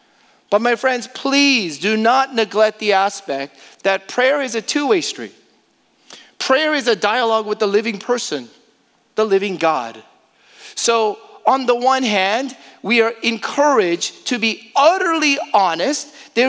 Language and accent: English; Houston, Texas, United States; in a week where my hometown of Houston was devastated by Harvey.